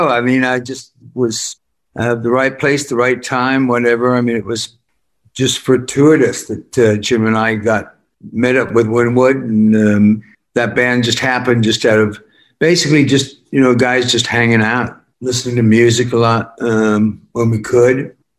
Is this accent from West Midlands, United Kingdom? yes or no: yes; Worcester, West Midlands, United Kingdom